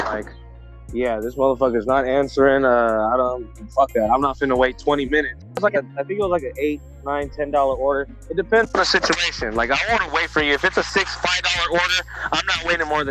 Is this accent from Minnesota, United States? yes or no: no; Pittsburg, California, United States; I'm from Pittsburgh